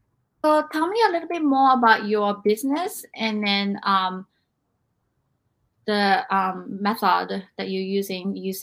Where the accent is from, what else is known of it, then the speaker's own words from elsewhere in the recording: Japan; moved away; growing up in Japan.